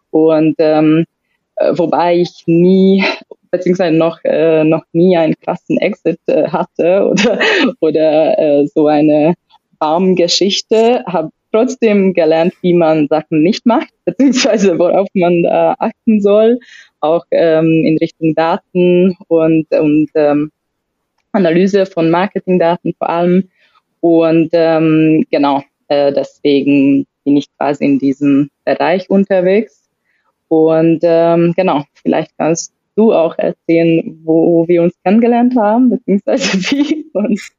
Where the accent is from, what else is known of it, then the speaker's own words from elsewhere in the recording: Hungary; komme ursprünglich aus Ungarn, bin schon 30 plus, plus mit ein bisschen äh, Arbeitserfahrung